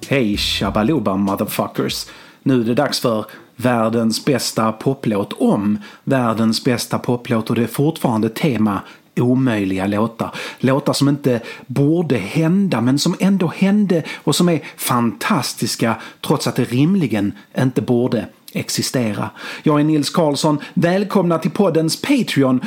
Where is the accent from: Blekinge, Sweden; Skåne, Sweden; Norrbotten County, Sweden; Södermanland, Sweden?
Skåne, Sweden; Malmö; Jag växte upp på Limhamn i Malmö, vid havet, vid stranden